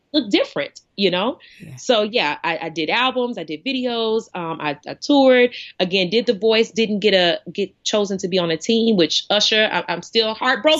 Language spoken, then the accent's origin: English; East Coast, United States; moved away as an adult; also born or lived in Arkansas; growing up on the East Coast